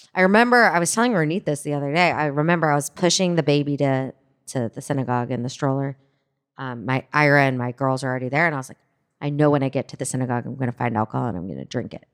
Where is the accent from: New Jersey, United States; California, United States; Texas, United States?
Texas, United States; Fort Worth; moved away as an adult; also born or lived in New York City; growing up as a Jew in Fort Worth, Texas